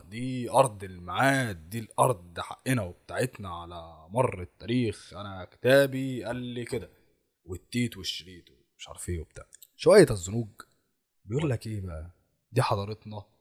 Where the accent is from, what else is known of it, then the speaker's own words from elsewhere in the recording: Egypt; ولكن اصلهم او اصلنا احنا كمصريين احنا مش اصلنا افريقي ولا سود انت لا بص انت حفيد الفراعنه انت حفيد المصريين القدماء